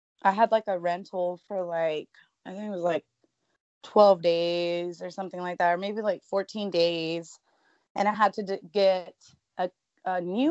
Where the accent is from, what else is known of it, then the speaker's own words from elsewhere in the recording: West Texas, United States; moved away; I'm from West Texas too